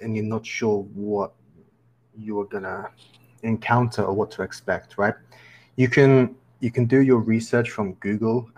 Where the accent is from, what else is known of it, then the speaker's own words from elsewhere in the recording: England, United Kingdom; moved away as an adult; I'm from England, and I've been traveling around the world